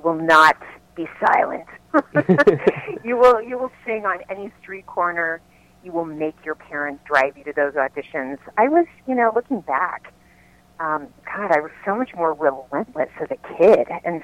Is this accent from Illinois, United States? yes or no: no; Lakeland, Florida, United States; moved away as an adult; also born or lived in New York; now in Los Angeles, United States; I started doing local dinner theater in my hometown of Lakeland, Florida when I was 6